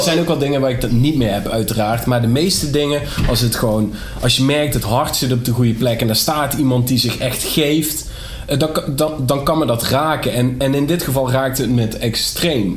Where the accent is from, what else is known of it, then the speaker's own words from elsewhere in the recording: Nederweert, Limburg, Netherlands; toen ik jong was in Nederweert.